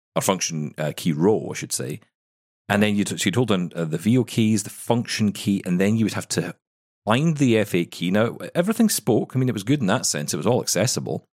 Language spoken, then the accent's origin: English; Scotland, United Kingdom; I'm the Scottish one